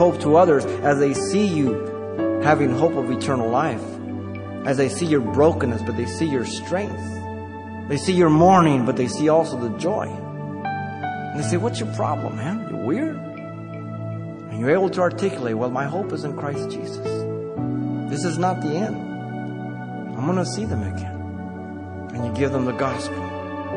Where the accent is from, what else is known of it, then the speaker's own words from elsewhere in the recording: Mexico City, Mexico; moved away; I was born in Mexico City